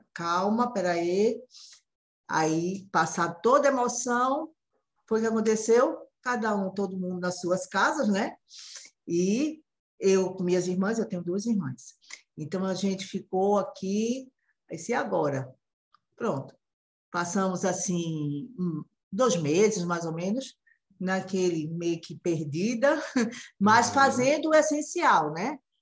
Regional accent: Recife, Pernambuco, Brazil; Eu falo de Recife, a terra do frevo, eu sou pernambucana

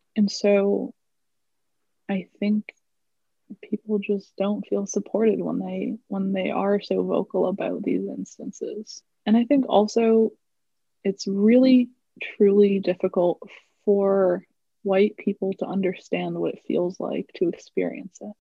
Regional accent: United States; i am indian um, i was born in the US. So I've never actually lived in India, uh, but both of my parents are immigrants

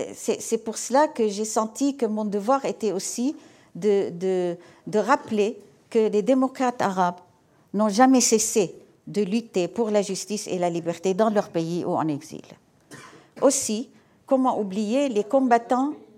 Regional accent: Aleppo, Aleppo Governorate, Syria; moved away as an adult; now in France; la ville millénaire qui est ma ville natale où j'ai vécu jusqu'à l'âge de 18 ans

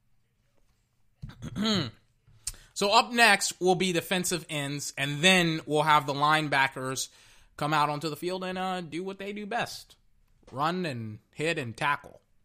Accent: Texas, United States; now in Florida, United States; I was from Texas

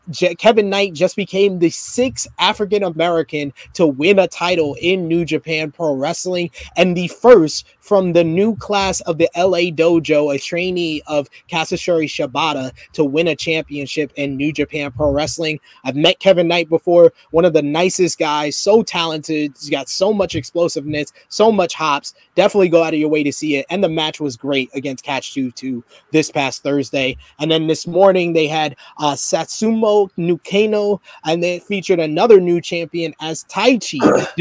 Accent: United Kingdom; because I'm this British kid who has done it on the indie shows

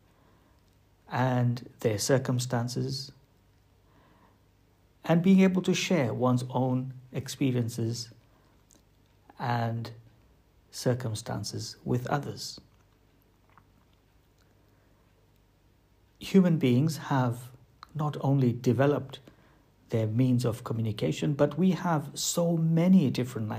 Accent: United Kingdom; we as British people

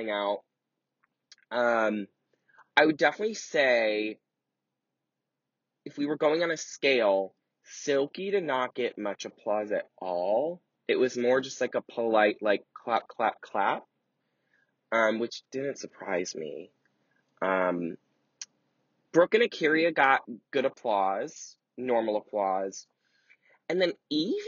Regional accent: Cleveland, Ohio, United States; moved away; I grew up in Cleveland, Ohio

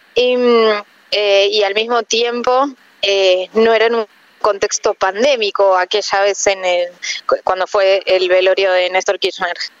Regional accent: Argentina; haber crecido aquí en Argentina

